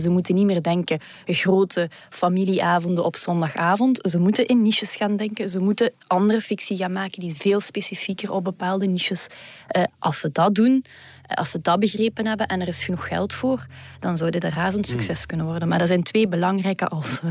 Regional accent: Flanders, Belgium; bij ons in Vlaanderen

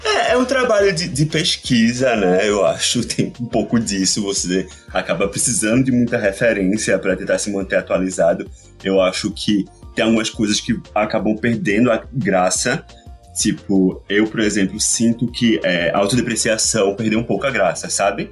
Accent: Recife, Pernambuco, Brazil; a gente é do Recife

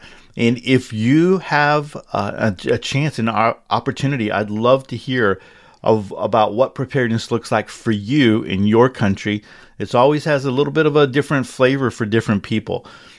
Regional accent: Upper Midwest, United States; relocate back to my home state in the upper Midwest

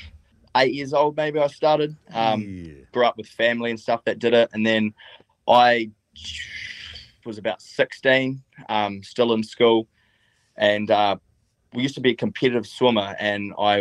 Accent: Stewart Island, Southland, New Zealand; I grew up in Stewart Island, which is the southernmost island of New Zealand, well, southernmost inhabited island. I've lived there my whole life.

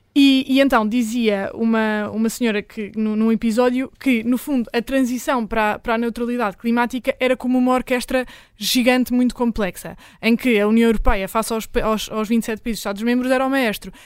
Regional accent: Lisbon, Portugal; eu que nasci e cresci em Lisboa

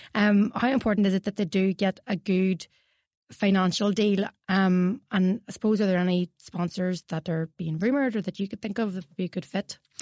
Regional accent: Tyrone, Northern Ireland, United Kingdom; I'm from Tyrone

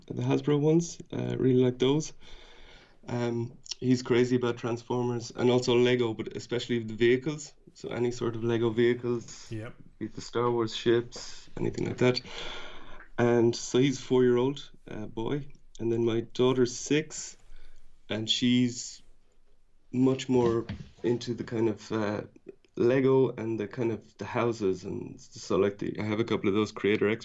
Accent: Ireland; moved away; I'm from Ireland originally

